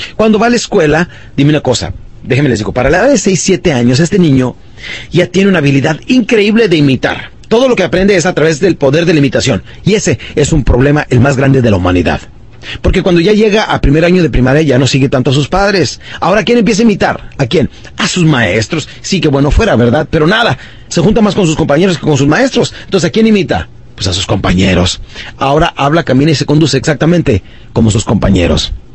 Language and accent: Spanish; Ciudad Juárez, Chihuahua, Mexico; also born or lived in Hidalgo del Parral, Chihuahua; yo crecí en, eh, en Ciudad Juárez, Chihuahua, nací en un pueblito de Chihuahua que se llama Parral, Parral, Chihuahua, y crecí de los siete años en adelante